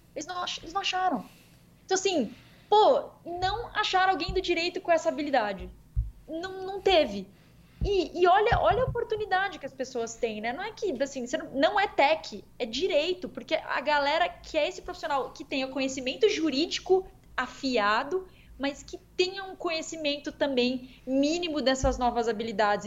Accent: Campo Grande, Mato Grosso do Sul, Brazil; Campo Grande aqui, MS, minha terrinha natal aqui

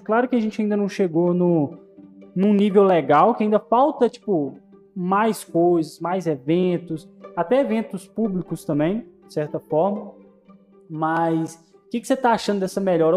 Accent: Minas Gerais, Brazil; accent: mineiro; eu sou de Minas

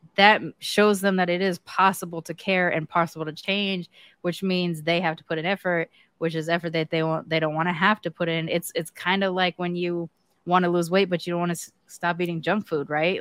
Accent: United States; I'm American

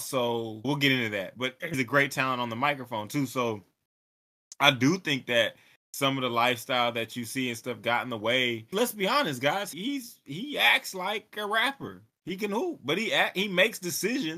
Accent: Texas, United States; I'm from Texas

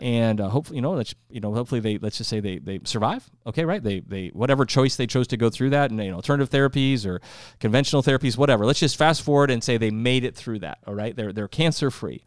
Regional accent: South Dakota, United States; moved away; I'm from South Dakota.

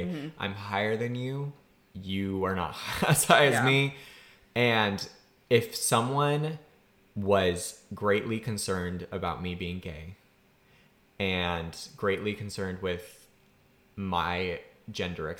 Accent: Massachusetts, United States; My home state's Massachusetts

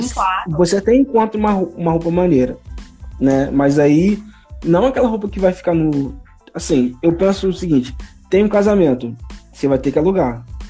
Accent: Petrópolis, Rio de Janeiro, Brazil; now in Rio de Janeiro, Brazil; Nascido e criado em Petrópolis

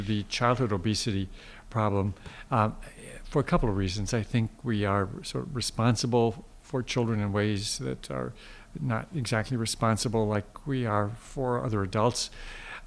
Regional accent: Midwest, United States; I grew up in the Midwest where it was normal a day or once or twice a day to have that white mountain on your plate

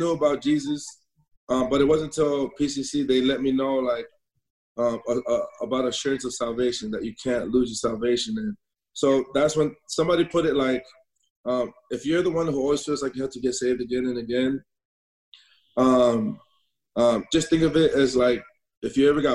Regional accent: Northern California, United States; Born and raised in Northern California

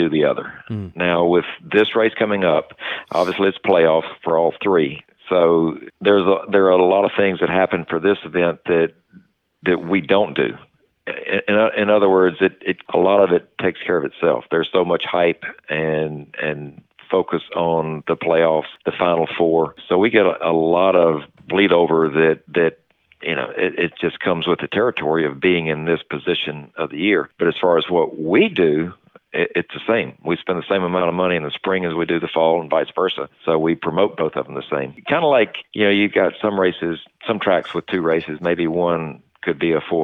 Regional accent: Martinsville, Virginia, United States; From Martinsville

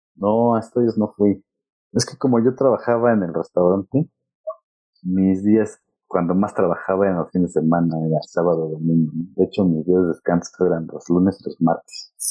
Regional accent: Mexico; moved away as an adult; also born or lived in London; qué hablamos en México

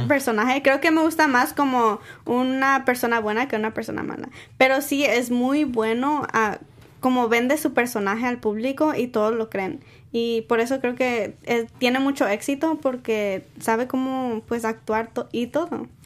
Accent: San Diego, California, United States; yo soy de San Diego

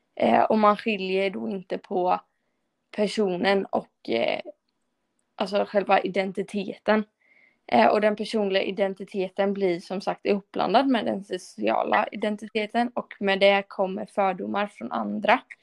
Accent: Sweden; jag är ju svensk och lever i ett kristet samhälle

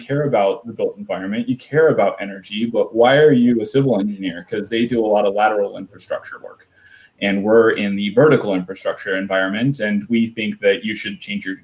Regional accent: Sherwood, Oregon, United States; I grew up in Sherwood, Oregon.

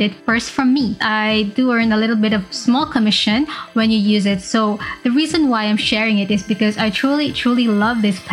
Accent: Cebu, Central Visayas, Philippines; my hometown, Cebu

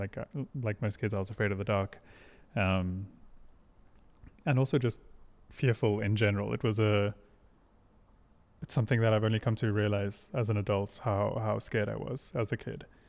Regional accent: Hermanus, Western Cape, South Africa; also born or lived in Pretoria; We moved off of the farm when I was like five or so. Um, and then we moved to a seaside town called Hermanus in the Western Cape

